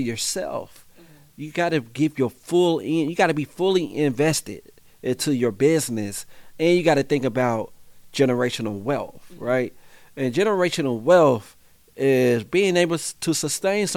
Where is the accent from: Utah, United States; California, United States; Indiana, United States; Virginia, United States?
Indiana, United States; Indianapolis; I grew up on the Far East Side, so we got one of the top rates of unemployment.